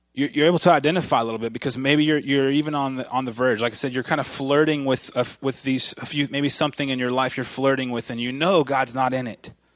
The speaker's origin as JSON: {"language": "English", "region": "Florida", "country": "United States", "tie": "born or raised there", "said": "I grew up in Florida. I grew up on the, on the, uh, on the Atlantic Ocean side of Florida. over there, right, you know, about an hour south of Orlando"}